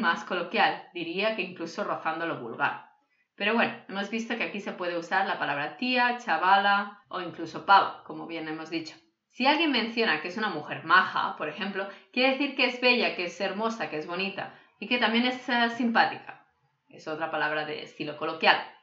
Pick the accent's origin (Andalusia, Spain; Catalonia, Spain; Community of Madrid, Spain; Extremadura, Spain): Catalonia, Spain; first language Catalan; Spanish is a second language; Cataluña, de donde soy yo